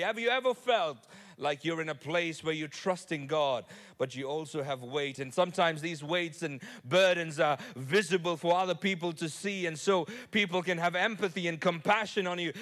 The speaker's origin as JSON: {"language": "English", "country": "Nigeria", "tie": "born or raised there", "said": "I was born in Nigeria"}